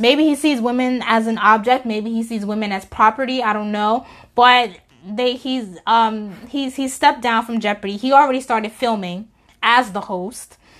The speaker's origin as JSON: {"language": "English", "region": "New York", "country": "United States", "said": "I'm from New York"}